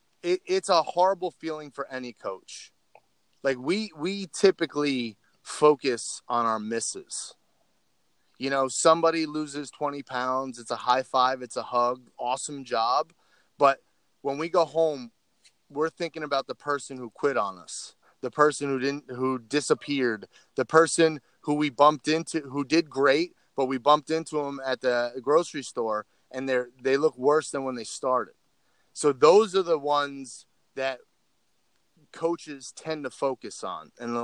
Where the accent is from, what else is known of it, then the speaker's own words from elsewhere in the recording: California, United States; The Betty Ford Center was in my hometown in California.